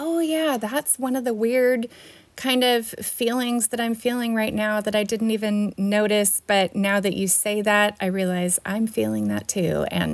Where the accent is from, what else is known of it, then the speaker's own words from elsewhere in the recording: California, United States; moved away as an adult; also born or lived in Peru; we're from California, but we spent 3.5 months up in Canada